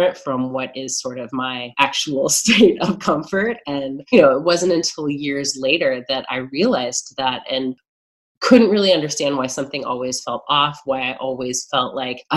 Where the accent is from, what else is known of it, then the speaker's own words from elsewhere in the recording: Midwest, United States; I grew up in the Midwest, which is certainly a little different from New York